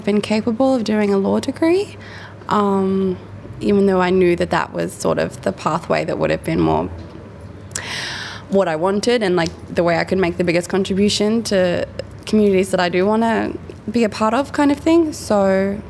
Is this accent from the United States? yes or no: no; Muswellbrook, New South Wales, Australia; moved away as an adult; also born or lived in Sydney / Canberra; I grew up here in Muswellbrook on a property about an hour out of town with my family